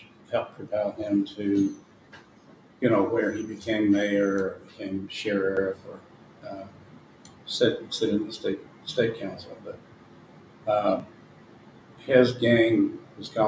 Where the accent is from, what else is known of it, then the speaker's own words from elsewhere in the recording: the South, United States; accent: Southern; moved away; also born or lived in Chicago; as a Southerner with a Southern accent